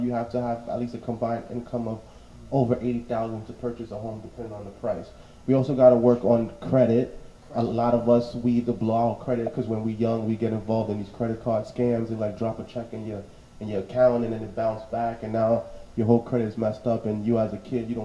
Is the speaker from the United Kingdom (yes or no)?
no; New York City, New York, United States; me growing up in Bushwick